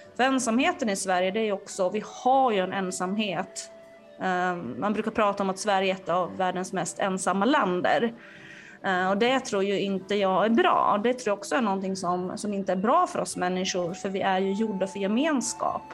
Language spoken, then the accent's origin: Swedish; Finland; now in Sweden; jag är från Finland